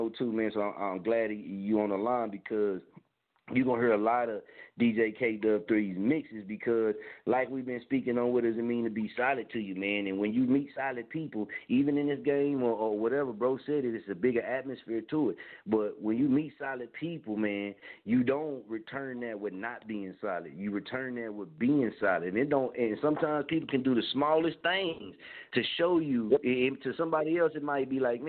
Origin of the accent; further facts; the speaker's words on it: Oklahoma, United States; I'm from Oklahoma